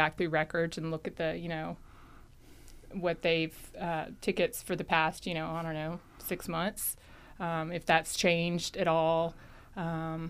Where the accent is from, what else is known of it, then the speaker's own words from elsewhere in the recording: Watkinsville, Georgia, United States; I am from Oconee County